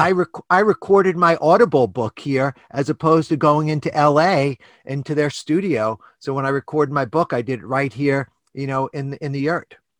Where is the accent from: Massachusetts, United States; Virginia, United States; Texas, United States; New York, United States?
New York, United States; New York City; I grew up in New York City on the standard American diet